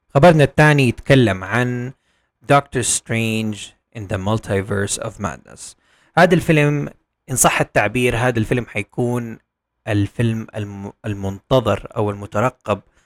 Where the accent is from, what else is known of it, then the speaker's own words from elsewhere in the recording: Saudi Arabia; عندنا في السعودية